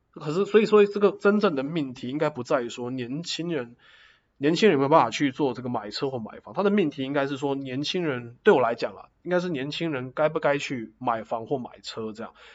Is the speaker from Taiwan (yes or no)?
yes; Taoyuan, Taiwan; moved away as an adult; also born or lived in Taichung; now in Zhonghe, Taiwan; 我是桃园人， 但我现在住在中和